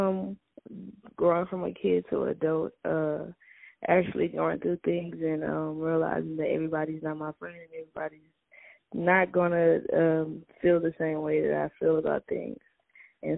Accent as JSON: {"language": "English", "town": "Arlington", "region": "Texas", "country": "United States", "tie": "born or raised there", "also_born_or_lived": "Houston", "moved": "as an adult", "lives_now": "Prairie View, United States", "said": "I was born in Arlington"}